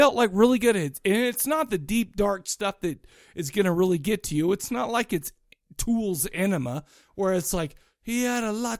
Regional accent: Farmington, United States; I grew up in Farmington.

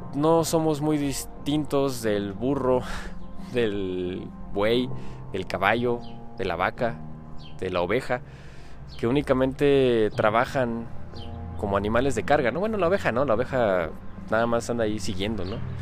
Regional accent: Mexico; aquí en mi país, aquí en México

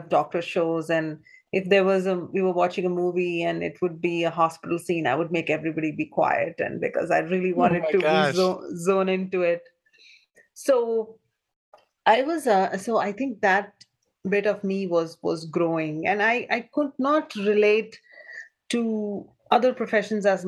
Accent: New Delhi, India; moved away as an adult; also born or lived in Goa, India; now in Ohio, United States; I was born in New Delhi, India, or a small little town next to New Delhi, India.

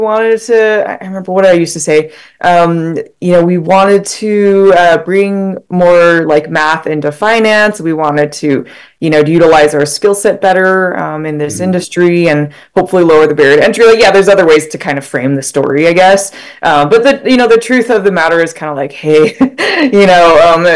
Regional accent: Utah, United States; moved away as an adult; I grew up in Utah.

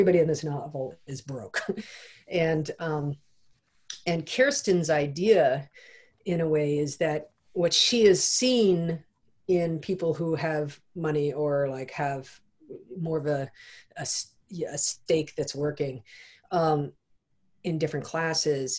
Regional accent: United States; as with many Americans, you know, I wasn't raised in our education system

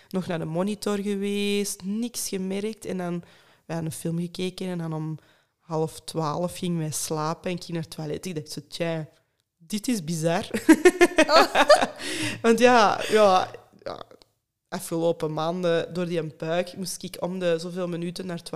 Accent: Hoogstraten, Flanders, Belgium; now in Mortsel, Belgium; ik ben eigenlijk van Hoogstraat

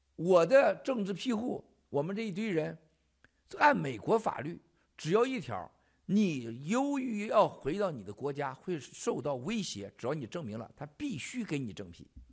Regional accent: Xichaoying, Northeast China, China; moved away; 我老家西朝营

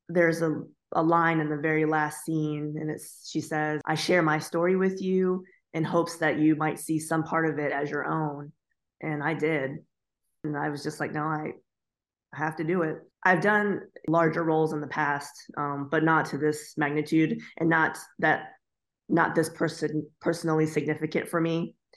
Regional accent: Florida, United States; also born or lived in Ohio; I was born in Ohio, but I was raised in Florida.

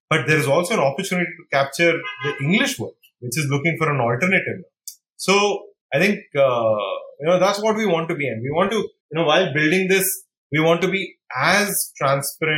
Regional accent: India

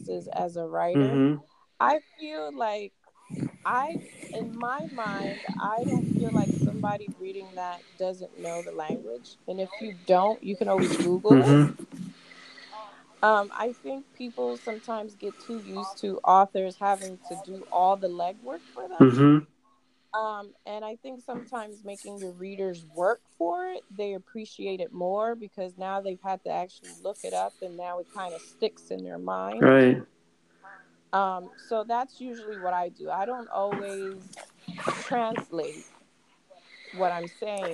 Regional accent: New York, United States; I grew up in New York.

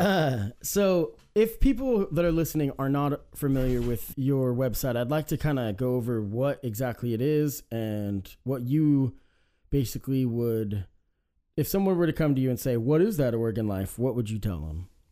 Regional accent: Salem, Oregon, United States; I was raised in Salem too

